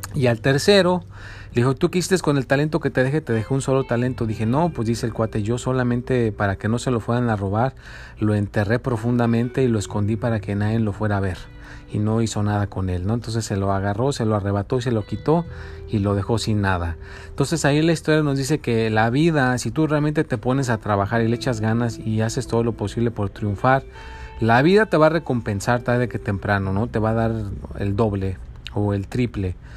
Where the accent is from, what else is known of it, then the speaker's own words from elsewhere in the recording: Mexico; now in United States; yo soy mexicano